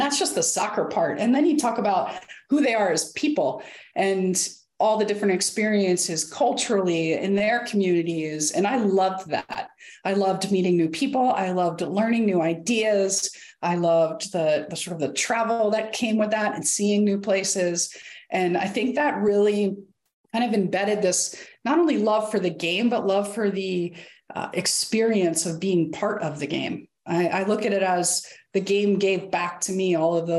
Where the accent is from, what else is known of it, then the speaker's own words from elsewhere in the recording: Bucks County, Eastern Pennsylvania, United States; I grew up in Eastern Pennsylvania, Bucks County, north of Philadelphia.